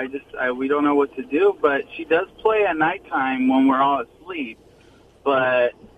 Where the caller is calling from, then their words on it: Ontario, California, United States; Ontario, California.